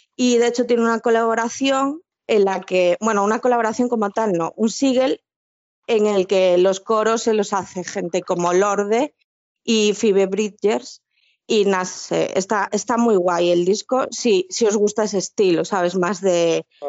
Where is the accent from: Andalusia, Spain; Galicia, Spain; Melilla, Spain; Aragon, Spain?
Galicia, Spain; las dos que somos gallegas en el grupo